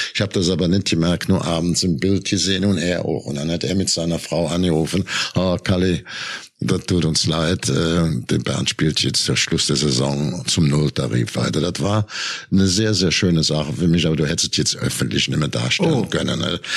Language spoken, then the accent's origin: German; Germany; bei uns in Deutschland